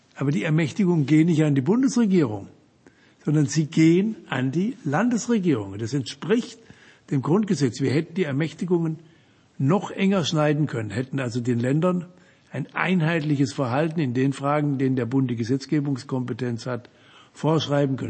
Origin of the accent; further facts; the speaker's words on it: Offenburg, Baden-Württemberg, Germany; meiner Heimatstadt Offenburg